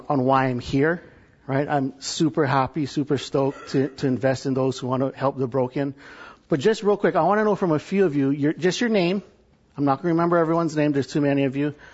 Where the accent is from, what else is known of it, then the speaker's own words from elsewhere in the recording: Hawaii, United States; moved away as an adult; also born or lived in California; now in Texas, United States; I'm from Hawaii